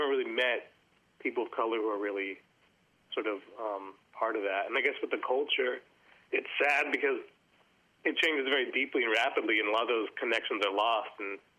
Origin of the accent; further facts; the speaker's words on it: Oakland, California, United States; moved away as an adult; now in Melbourne, Australia; I'm actually from Oakland, California, which is right next to San Francisco.